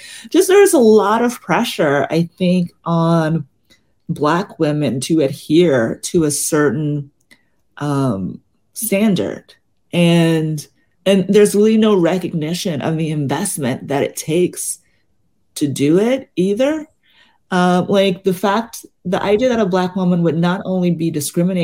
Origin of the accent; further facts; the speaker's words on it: Mississippi, United States; now in Brooklyn, United States; I grew up in Mississippi in the South